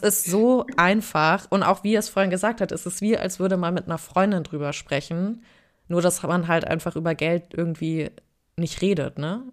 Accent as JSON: {"language": "German", "town": "Frankfurt", "region": "Hesse", "country": "Germany", "tie": "born or raised there", "said": "ich bin in Frankfurt im Taunus aufgewachsen"}